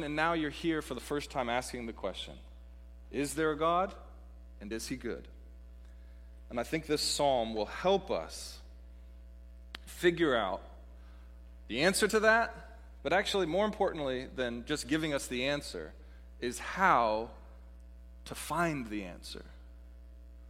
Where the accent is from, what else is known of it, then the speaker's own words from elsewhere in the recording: Pacific Northwest, United States; moved away; the Pacific Northwest, my hometown, as I mentioned earlier, my home region, as a beautiful place